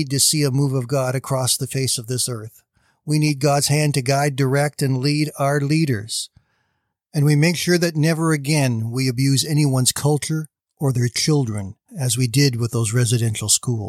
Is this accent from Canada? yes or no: yes; Canada; I am a Canadian and I am very proud to be a Canadian.